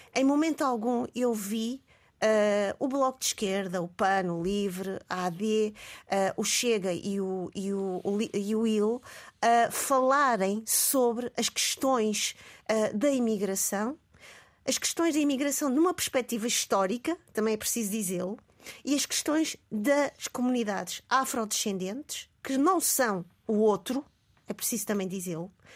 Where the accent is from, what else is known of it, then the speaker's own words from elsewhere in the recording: Mozambique; now in Portugal; eu não nasci em Portugal, eu nasci em Moçambique. Uh, eu sou colonial e pós-colonial também